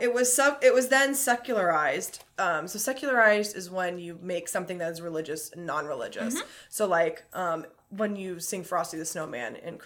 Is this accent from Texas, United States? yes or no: yes; Texas, United States; now in Chicago, United States; growing up in Texas